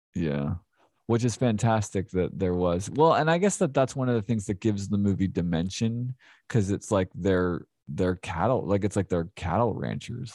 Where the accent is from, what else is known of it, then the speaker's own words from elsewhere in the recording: Philadelphia, Pennsylvania, United States; now in Clarksville, United States; I grew up in Philadelphia, the suburbs of Philadelphia